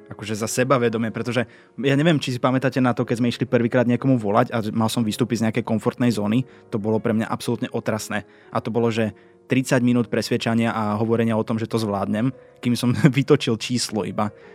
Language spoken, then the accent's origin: Slovak; eastern Slovakia, Slovakia; Lebo u nás na východe sa vinčuje